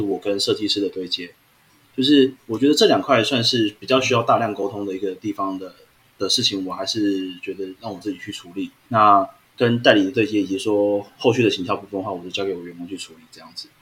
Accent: Taiwan; 可是其实这个是我们台湾的观念啊

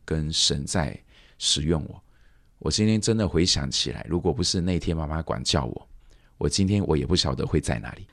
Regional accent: Sibu, Sarawak, Malaysia; 我都在树屋这个地方长大

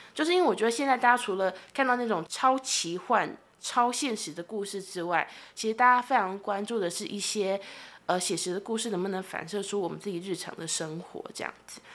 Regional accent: Tainan, Taiwan; now in Taipei, Taiwan; 我也是台南人，然后我现在在台北工作

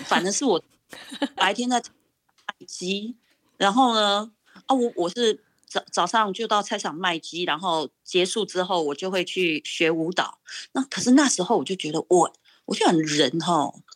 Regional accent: Pingtung County, Taiwan; moved away as an adult; also born or lived in Taipei / New York; now in Massachusetts, United States; 我是土生土长的屏东人，然后呢，我是在，呃，国中，呃，国中，我是统考生，然后我是十六岁，啊，离开家到台北国立艺专去读书

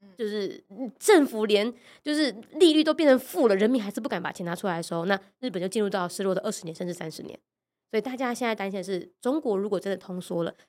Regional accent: Taiwan; 我们台湾人

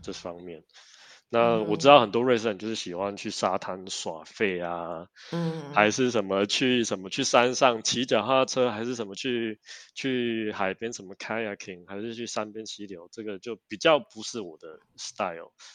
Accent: Taiwan; 我们台湾人真的是很重视

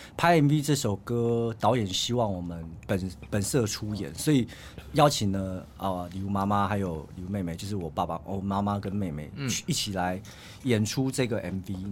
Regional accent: Yilan County, Taiwan; 我们宜兰人

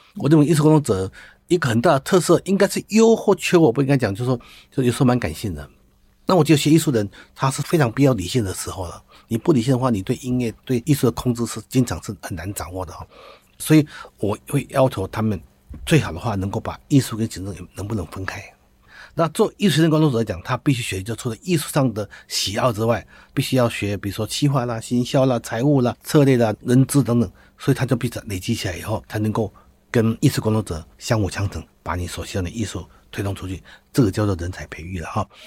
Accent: Taitung County, Taiwan; also born or lived in Taichung; 我是台东人哈。那我在台东长大的时候

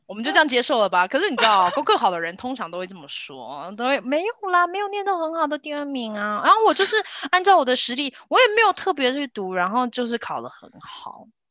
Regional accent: Kaohsiung, Taiwan; 我们两个都在高雄左营长大

